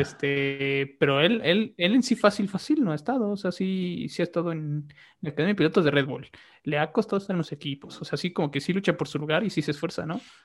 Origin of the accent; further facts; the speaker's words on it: Mexico; Como mexicano